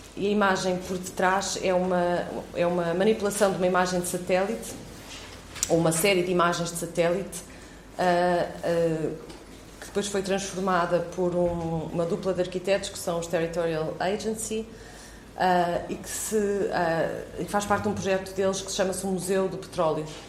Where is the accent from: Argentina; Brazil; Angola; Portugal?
Portugal; Viseu; eu cresci em Viseu